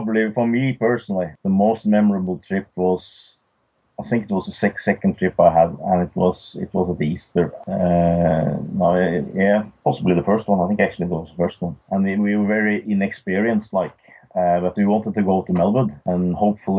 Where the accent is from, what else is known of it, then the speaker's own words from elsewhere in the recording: Norway; we are six guys from Norway